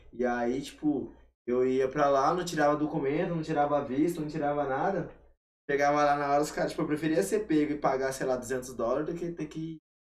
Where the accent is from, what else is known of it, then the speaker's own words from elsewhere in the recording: Cáceres, Mato Grosso, Brazil; moved away; Eu sou de Castres, Interior de Cuiabá, que é a capital de Mato Grosso no coração do Pantanal.